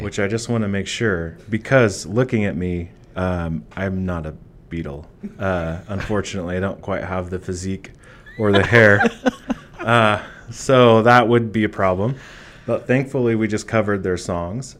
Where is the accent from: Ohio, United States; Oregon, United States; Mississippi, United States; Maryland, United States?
Oregon, United States; Boring; also born or lived in Eugene, Oregon; I actually grew up in Boring, Oregon. Um, I was technically born in Eugene